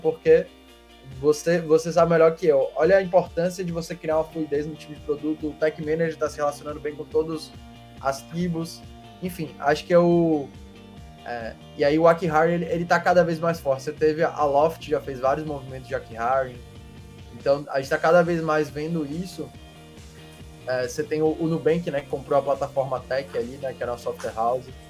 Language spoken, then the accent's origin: Portuguese; Salvador, Bahia, Brazil; sou baiano, né? Vocês sabiam. A gente nasceu aqui em Salvador